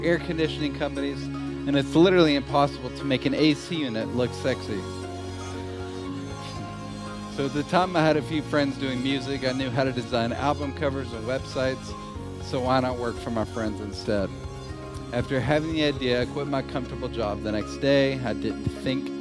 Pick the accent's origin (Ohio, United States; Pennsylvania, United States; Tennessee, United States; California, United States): Tennessee, United States; Hendersonville; I'm from Nashville, Tennessee. I grew up in a suburb called Hendersonville.